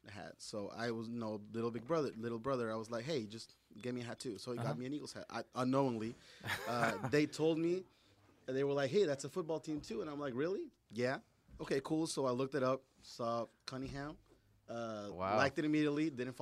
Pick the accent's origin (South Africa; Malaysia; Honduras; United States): Honduras; I'm from Honduras, Central America. You know, so of course, third world country.